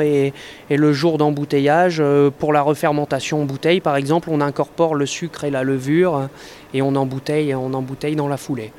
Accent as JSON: {"language": "French", "area": "Nord-Pas-de-Calais", "region": "Hauts-de-France", "country": "France", "also_born_or_lived": "Jura", "said": "je suis revenu dans le, dans le Nord-Pas-de-Calais, qui est ma région d'origine"}